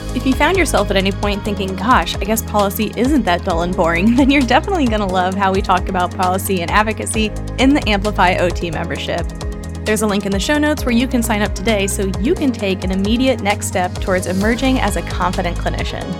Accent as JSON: {"language": "English", "town": "Kansas City", "country": "United States", "tie": "born or raised there", "said": "Kansas City is my hometown"}